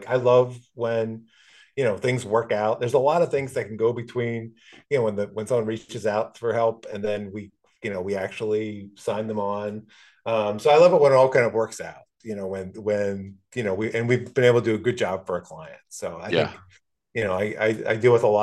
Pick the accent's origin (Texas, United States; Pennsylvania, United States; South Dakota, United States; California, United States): Pennsylvania, United States; now in San Francisco, United States; my hometown, WPSU, back in Pennsylvania